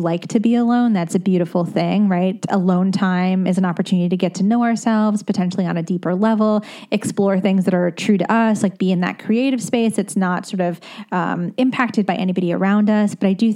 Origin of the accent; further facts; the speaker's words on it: United States; also born or lived in London, United Kingdom / New Jersey; now in Brooklyn, United States; I grew up in the tri-state